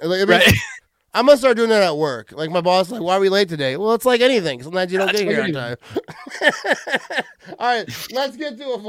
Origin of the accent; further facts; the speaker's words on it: Wisconsin, United States; I'm from Wisconsin